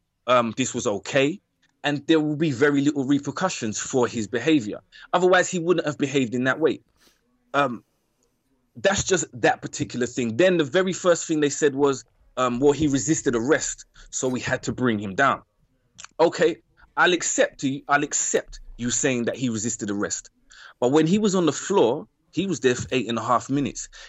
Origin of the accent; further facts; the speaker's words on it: London, United Kingdom; My experience as a black man in East London